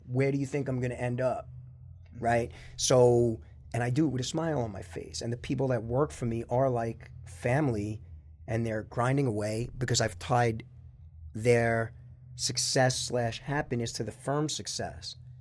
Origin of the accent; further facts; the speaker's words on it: North Babylon, New York, United States; also born or lived in Queens; grew up in North Babylon, went to the North Babylon school system